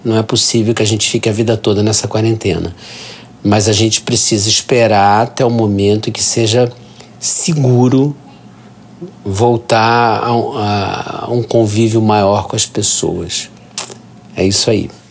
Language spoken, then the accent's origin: Portuguese; Rio de Janeiro, Brazil; sou carioca, tenho 59 anos